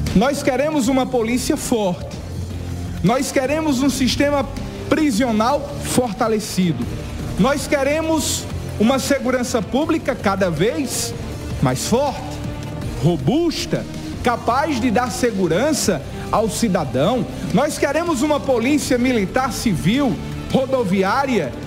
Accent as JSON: {"language": "Portuguese", "country": "Brazil", "said": "brasileiro que sou"}